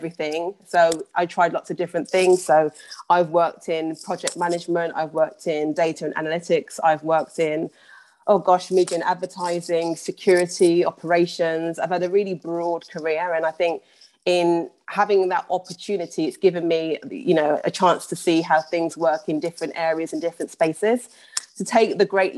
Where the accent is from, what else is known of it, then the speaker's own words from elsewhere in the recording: Birmingham, West Midlands, United Kingdom; moved away as an adult; also born or lived in London; I was born and raised in Birmingham and then moved down to London for university.